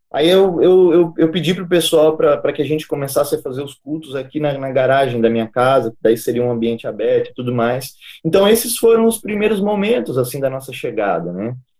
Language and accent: Portuguese; Goiás, Brazil; moved away as an adult; also born or lived in Palotina, Paraná; now in Paraná, Brazil; Eu sou natural aqui do Paraná, da cidade de Palotina, mas é, do, aos quatro anos de idade, meu pai decidiu levar nossa família para Goiás e lá eu me criei